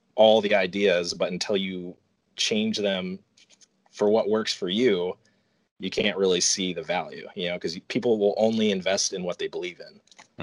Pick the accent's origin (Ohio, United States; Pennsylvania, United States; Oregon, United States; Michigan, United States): Oregon, United States; Portland; moved away as an adult; now in North Carolina, United States; I was born in Portland, Oregon, and lived there most of my life